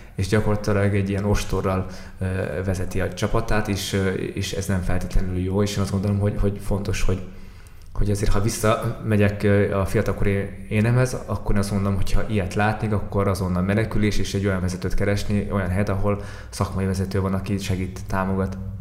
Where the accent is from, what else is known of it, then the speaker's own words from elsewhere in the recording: Mongolia; moved away; amit valószínűleg én gyerekkoromban láttam már Mongóliában